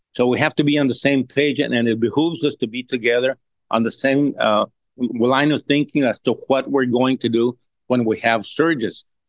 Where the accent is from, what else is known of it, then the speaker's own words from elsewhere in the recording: Laredo, Texas, United States; I've been born and raised here and have been all my life here